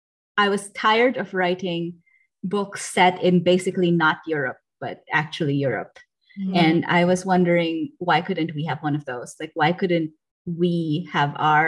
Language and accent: English; Philippines; moved away as an adult; also born or lived in United States; now in Germany; I grew up in the Philippines. I fully graduated high school there, and then I moved to the States